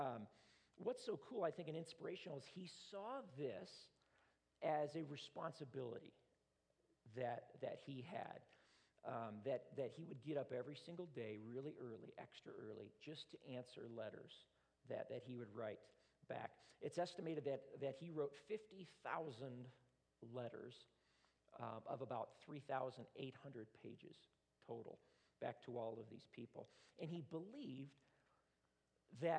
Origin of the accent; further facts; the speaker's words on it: United States; I'm an American